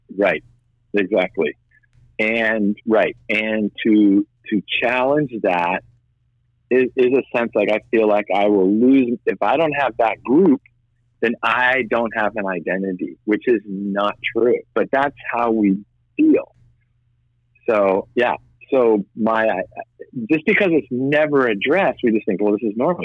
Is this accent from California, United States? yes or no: no; Boston, Massachusetts, United States; I'm white Irish Catholic from Boston